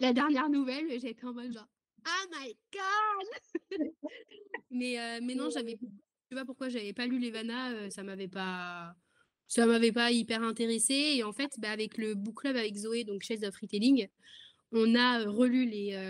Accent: France; je suis française, j'habite en France

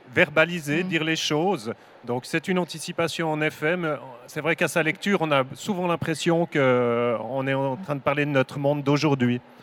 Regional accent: Switzerland; je viens de Suisse

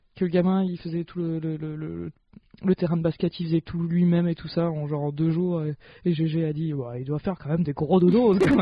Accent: the North, France; je viens du Nord

